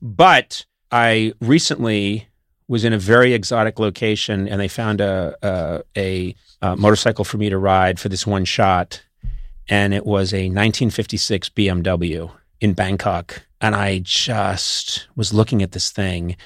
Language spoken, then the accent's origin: English; Boston, Massachusetts, United States; I come from Boston, Massachusetts